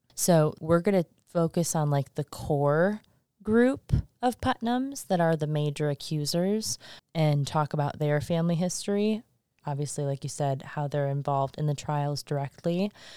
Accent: Michigan, United States; now in Salem, United States; I come from Michigan. I come from the Midwest

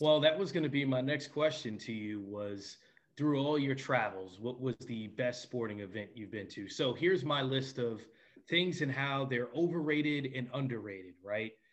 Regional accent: New York, United States; I'm from New York

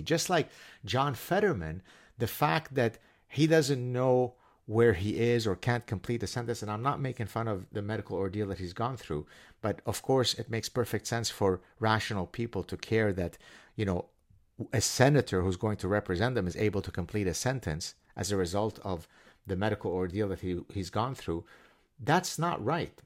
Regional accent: Canada; I'm Canadian.

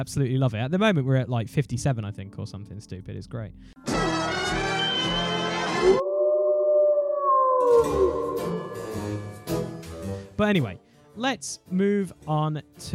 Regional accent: United Kingdom; being British

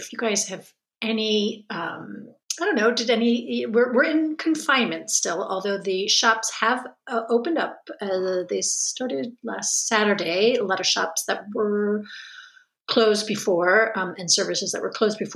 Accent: Connecticut, United States; now in France; I'm from Connecticut

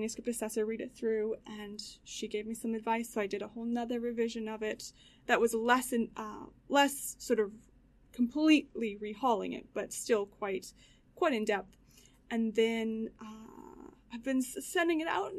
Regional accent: Canada; now in Australia; it's a memoir of myself being Canadian, moving to Australia

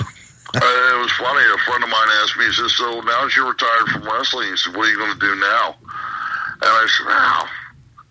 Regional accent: Lansdale, Pennsylvania, United States; my hometown of Lansdale, Pennsylvania

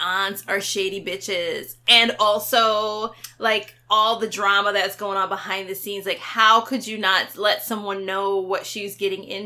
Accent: New York City, New York, United States; I'm from Queens

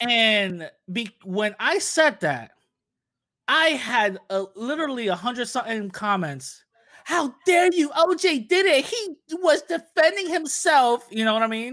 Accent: New York City, New York, United States; born and raised in the Bronx

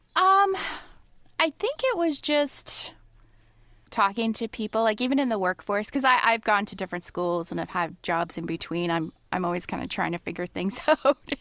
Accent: London, Ontario, Canada; also born or lived in Toronto, Canada; even when I lived in Toronto, I would say I'm from London, which is literally two hours away

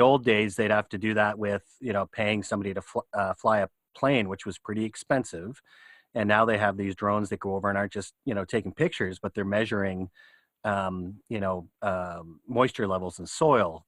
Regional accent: Canada; as a Canadian

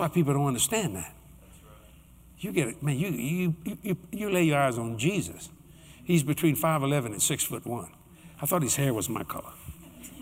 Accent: United States; I'm an American

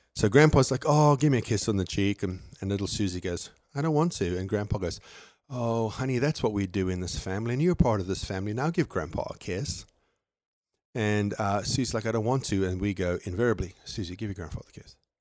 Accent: South Africa; moved away; fly down to my hometown

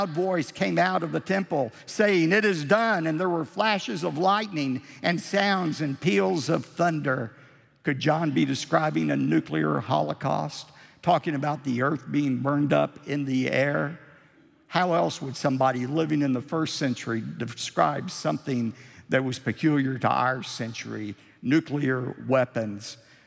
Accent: United States; as American Christians

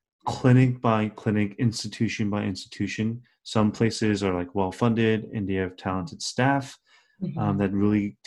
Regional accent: United States; my brother and I were raised in America our entire lives, or like most of our lives

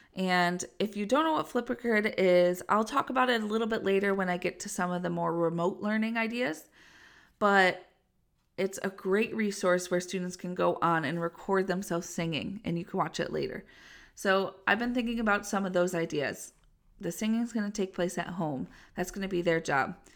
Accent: Western New York, United States; I'm from Western New York, so we could get snow as early as October, and it gets very cold here sometimes

